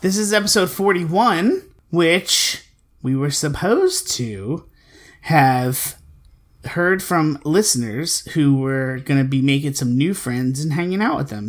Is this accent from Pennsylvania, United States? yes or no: yes; Philadelphia, Pennsylvania, United States; I'm from Philly